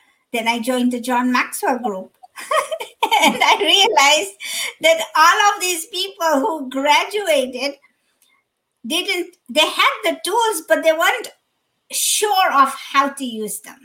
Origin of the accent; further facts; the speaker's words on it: Kenya; also born or lived in Dar es Salaam, Tanzania / California / Dallas, Texas; now in Chicago, United States; I'm originally from, born and raised in Kenya